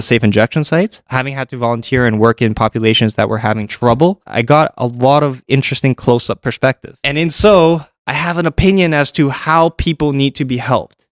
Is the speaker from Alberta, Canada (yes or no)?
no; Toronto, Ontario, Canada; I grew up in Toronto